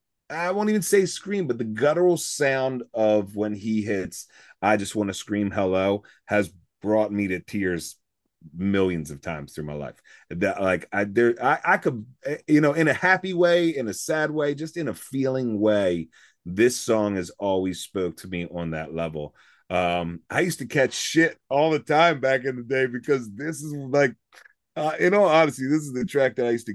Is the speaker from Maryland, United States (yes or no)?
yes; Baltimore, Maryland, United States; we're from Baltimore